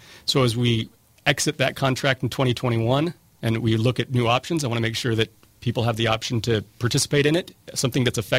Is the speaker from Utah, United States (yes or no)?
yes; St. George, Utah, United States; I'm born and raised in St. George.